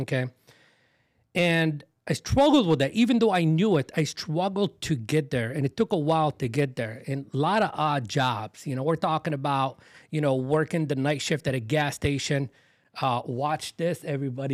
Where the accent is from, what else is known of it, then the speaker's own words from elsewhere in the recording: Dearborn, Michigan, United States; also born or lived in Beirut, Lebanon; Where we grew up was in Dearborn, Michigan, which is a suburb of Detroit.